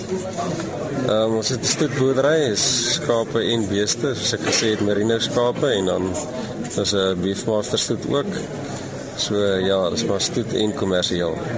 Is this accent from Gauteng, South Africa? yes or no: no; Jamestown, Eastern Cape, South Africa; Ek kom van Jamestown af. Ek hoor daar in die Jamestown omgewing